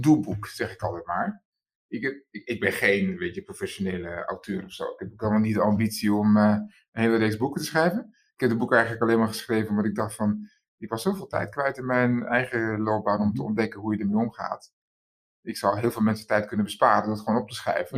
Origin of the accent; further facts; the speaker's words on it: Amsterdam, North Holland, Netherlands; geboren in Amsterdam